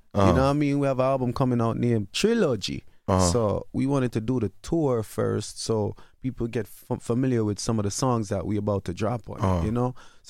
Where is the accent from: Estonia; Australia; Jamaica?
Jamaica; Kingston; moved away; also born or lived in New York; the Daps is literally where I'm from, you know? Because I'm from Dapa Road, you know, in Seaview.